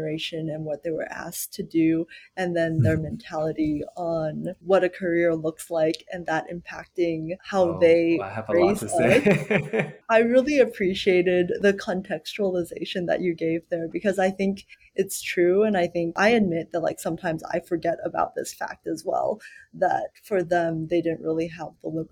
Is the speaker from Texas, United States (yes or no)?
yes; Plano, Texas, United States; Growing up in the Dallas, Plano, Texas area